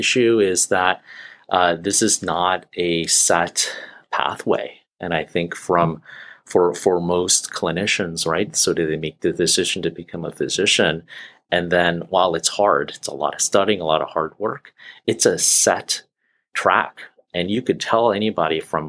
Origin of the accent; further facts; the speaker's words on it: California, United States; moved away as an adult; also born or lived in Boston / Pacific Northwest; now in Seattle, United States; I'm a transplant here. I grew up in California, trained in Boston, and came back to the West Coast here